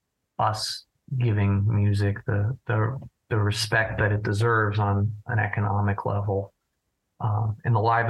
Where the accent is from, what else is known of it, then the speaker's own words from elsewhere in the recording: New Jersey, United States; I'm from New Jersey